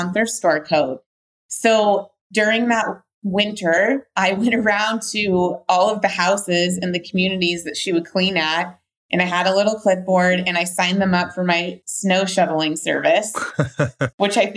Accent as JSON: {"language": "English", "town": "Whitefish", "region": "Montana", "country": "United States", "tie": "born or raised there", "said": "I grew up in Whitefish, Montana, which is where I live currently"}